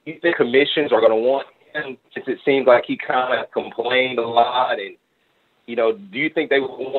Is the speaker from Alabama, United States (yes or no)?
yes; Alabama, United States; now in Dallas, United States; I'm from Alabama. I live in Dallas now.